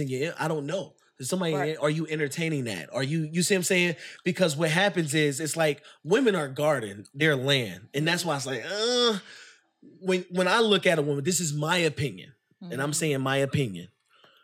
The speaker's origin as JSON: {"language": "English", "region": "New York", "country": "United States", "said": "I'm from New York"}